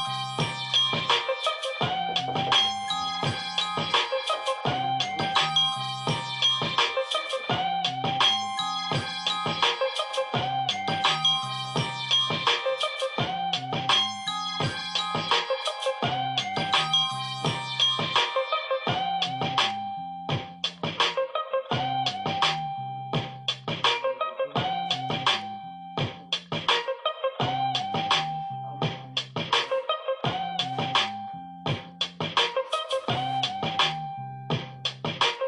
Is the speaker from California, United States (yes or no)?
no; New York City, New York, United States; moved away; somebody that I grew up with back in Brooklyn